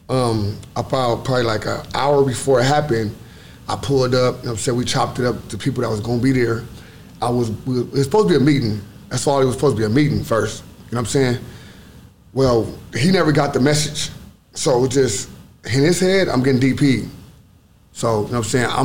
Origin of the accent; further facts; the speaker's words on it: Los Angeles, California, United States; Yep. South Central.